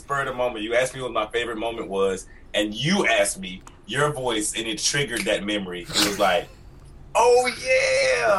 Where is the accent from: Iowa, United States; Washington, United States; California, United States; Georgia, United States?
Georgia, United States; Atlanta; I'm from the rough streets, man. Like, I'm from the Bluff in Atlanta. It's off Simpson Road near Bankhead. You know, the really rough part of Atlanta.